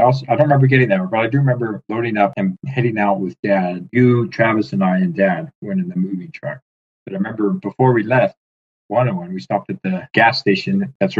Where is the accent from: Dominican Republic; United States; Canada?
Canada; Peace River Country, Alberta; When people ask where I'm from, I say I'm from the Peace River Country.